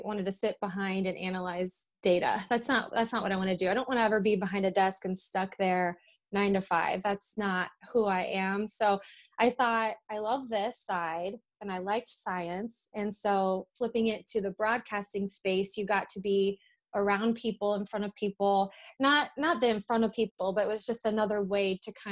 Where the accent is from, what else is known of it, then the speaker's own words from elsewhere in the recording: Hilliard, Ohio, United States; also born or lived in Massachusetts; I was born in Massachusetts, and then we moved here when I was two, and we lived and grew up in Hilliard, my sister